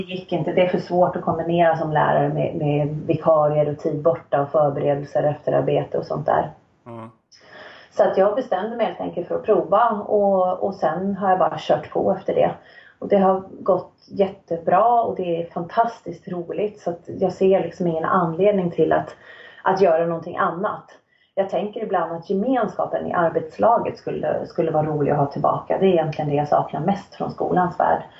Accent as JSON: {"language": "Swedish", "town": "Nacka", "region": "Stockholm County", "country": "Sweden", "tie": "born or raised there", "also_born_or_lived": "Sälen / Riksgränsen / Örebro", "moved": "as an adult", "lives_now": "Östersund, Sweden", "said": "jag är född och uppvuxen i Stockholm, eller i en förort till Stockholm, Nacka"}